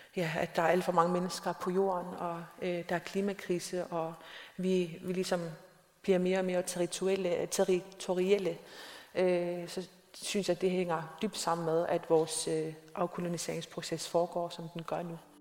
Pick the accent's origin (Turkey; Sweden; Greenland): Greenland; Nanortalik; min hjemby, Nanokdalik, øh, som er den sydligste by i Grønland